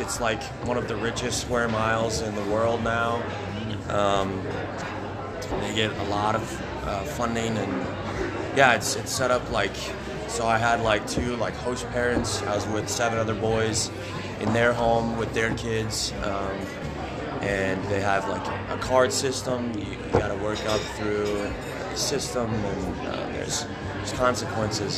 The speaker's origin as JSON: {"language": "English", "town": "Brookings", "region": "South Dakota", "country": "United States", "tie": "born or raised there", "said": "I grew up outside of Brookings."}